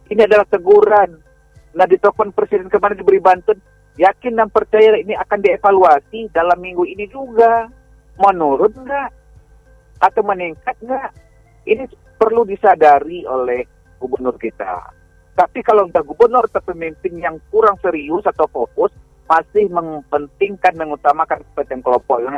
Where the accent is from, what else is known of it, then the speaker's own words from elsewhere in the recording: Baso, West Sumatra, Indonesia; Ini termasuk di daerah kampung saya aja di Kecamatan Baso.